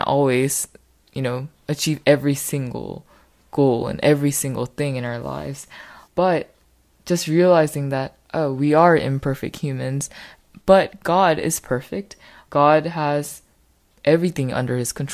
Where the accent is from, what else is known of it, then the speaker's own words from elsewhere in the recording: United States; I am Korean American